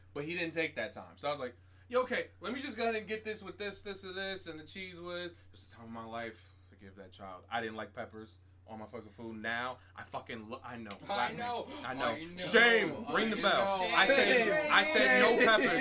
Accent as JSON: {"language": "English", "region": "New York", "country": "United States", "accent": "New York", "said": "They could smell the New Yorker on me"}